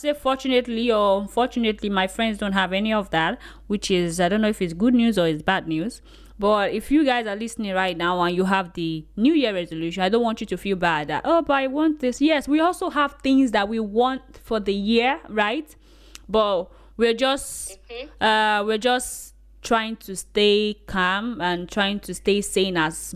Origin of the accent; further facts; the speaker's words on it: Oyo, Nigeria; accent: Oyo; my Oyo accent